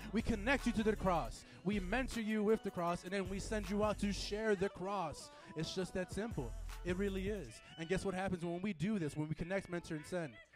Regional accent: Chicago, Illinois, United States; I'm from Midwest, okay? I'm from Chicago.

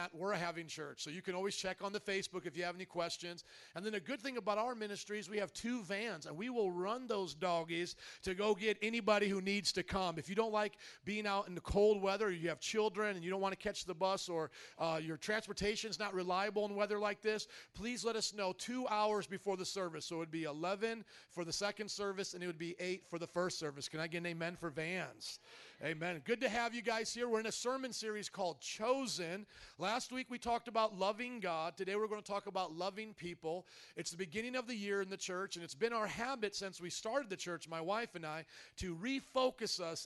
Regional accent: Indiana, United States; also born or lived in New Orleans; now in Chicago, United States; I come from Indiana, the land of cornfields

